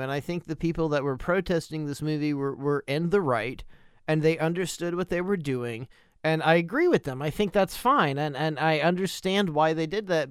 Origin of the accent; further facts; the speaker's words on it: United States; for me as an American